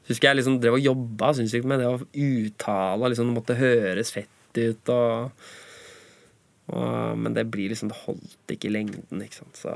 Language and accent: Norwegian; Norway; first language Norwegian; Naturligvis, siden norsk er morsmålet mitt.